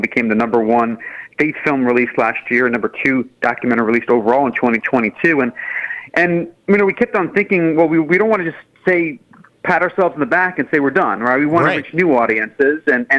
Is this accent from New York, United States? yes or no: yes; New York, United States; I grew up in New York in the 1980s and 90s